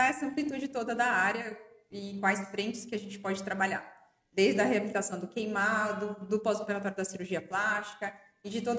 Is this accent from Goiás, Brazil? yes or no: no; São Paulo, Brazil; É, eu sou natural de São Paulo, fiz 40 anos